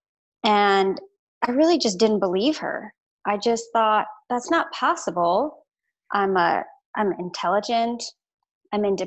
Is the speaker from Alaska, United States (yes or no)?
yes; Alaska, United States; also born or lived in Florida; now in Oregon, United States; I grew up in Alaska.